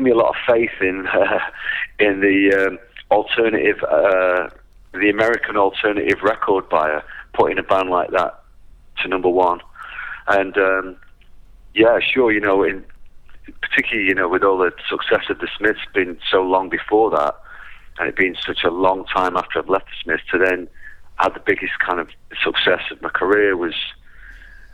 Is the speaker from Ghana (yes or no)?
no; England, United Kingdom; born or raised there